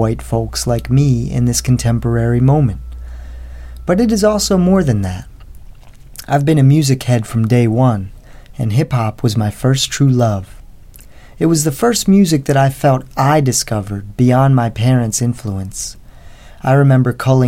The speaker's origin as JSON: {"language": "English", "town": "West Chester", "region": "Pennsylvania", "country": "United States", "tie": "born or raised there", "said": "I'm teaching back in the same town where I went to high school, about a 45-minute drive from Philly"}